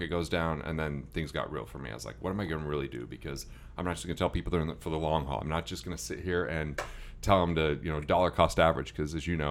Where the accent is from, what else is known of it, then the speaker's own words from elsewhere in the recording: Utah, United States; Well, I am from Utah.